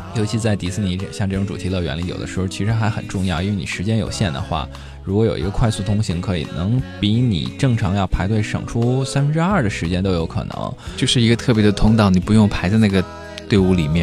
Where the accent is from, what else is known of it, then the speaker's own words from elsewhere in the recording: Beijing, China; 因为可能生活在北京，打小就在这地方内陆惯了